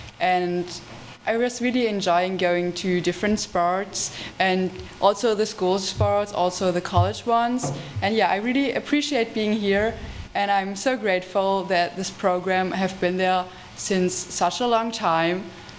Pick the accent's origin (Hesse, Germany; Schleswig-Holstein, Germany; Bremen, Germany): Schleswig-Holstein, Germany; Eutin; English is a second language; I'm also from Eugene.